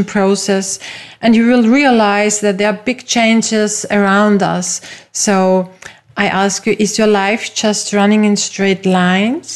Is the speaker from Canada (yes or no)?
no; Austria; first language German; English is a second language; I am from Austria, which is a very small and traditional European country with lovely mountains and nice lakes. My first language is German